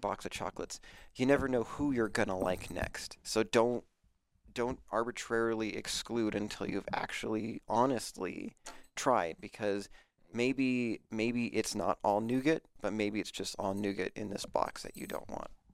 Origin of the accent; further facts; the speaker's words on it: Aurora, Colorado, United States; moved away; I'm from Aurora